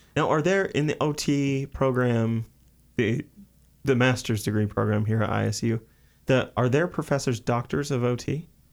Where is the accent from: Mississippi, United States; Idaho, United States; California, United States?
Idaho, United States; Sugar City; Ollie's is a small diner in Sugar City, Idaho, my hometown